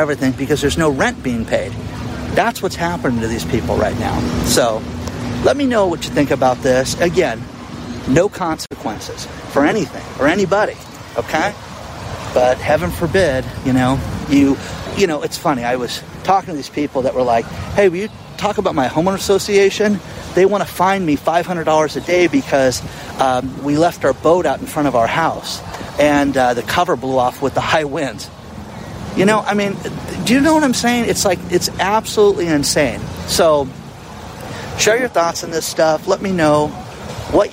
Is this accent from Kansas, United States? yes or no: no; Tustin, California, United States; born or raised there